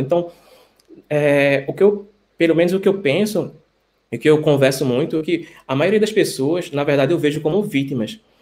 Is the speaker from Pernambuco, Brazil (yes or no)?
yes; Recife, Pernambuco, Brazil; moved away as an adult; now in Antwerp, Belgium; sou médico infectologista, sou de Recife, estou por alguns meses na Bélgica, na cidade de Antuérpia